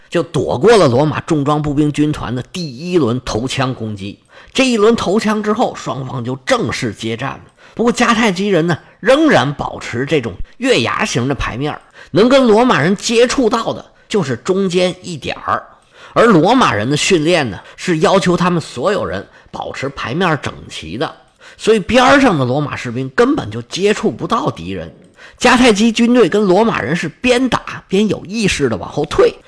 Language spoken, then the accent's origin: Chinese; China; 现代的人，尤其是像我们中国人，他没有宗教信仰的